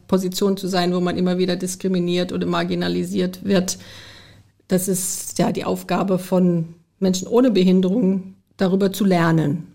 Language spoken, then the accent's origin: German; United States; moved away; ich bin zum Glück in den USA groß geworden